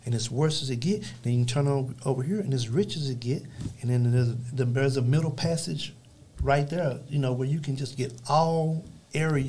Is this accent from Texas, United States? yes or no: yes; Dallas, Texas, United States; we was raised up in Oak Cliff.